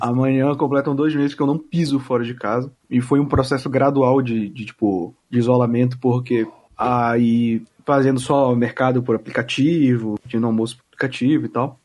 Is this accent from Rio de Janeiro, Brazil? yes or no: no; Belém, Pará, Brazil; now in São Paulo, Brazil; Eu moro em São Paulo, eu sou de Belém